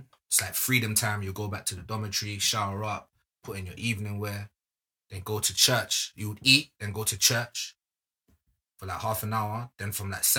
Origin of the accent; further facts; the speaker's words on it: London, United Kingdom; I'm from London